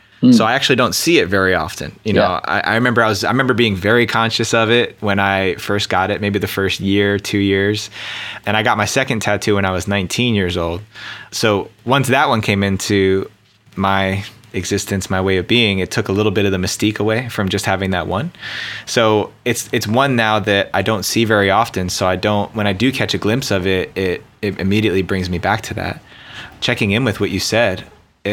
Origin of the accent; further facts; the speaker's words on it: New Jersey, United States; I grew up in New Jersey on the East Coast outside of New York